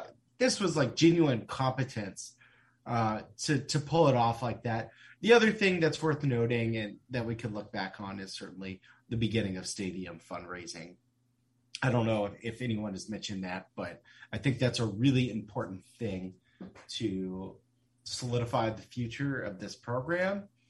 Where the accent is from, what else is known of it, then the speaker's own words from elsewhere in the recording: Houston, Texas, United States; I grew up in Houston, or surrounded by Texas fans.